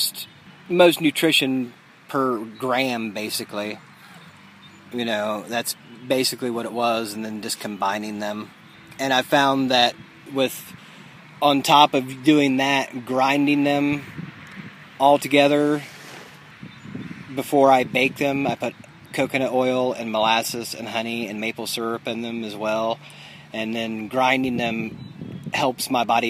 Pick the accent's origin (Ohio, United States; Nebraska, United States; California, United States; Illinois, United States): Ohio, United States; Dayton; I'm from Dayton, Ohio, and I'm 42 years old.